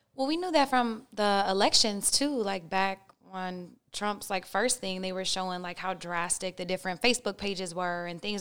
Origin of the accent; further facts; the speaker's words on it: Oklahoma, United States; I'm from Oklahoma. I went to a private school and a public school